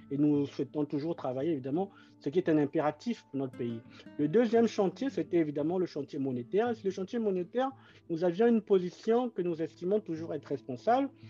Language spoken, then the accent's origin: French; Brazzaville, Republic of the Congo; moved away; Et je suis né à Brazzaville et j'ai grandi à Bakongo